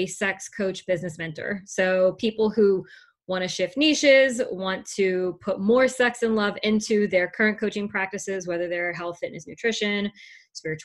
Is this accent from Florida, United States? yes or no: no; South Louisiana, United States; I'm from South Louisiana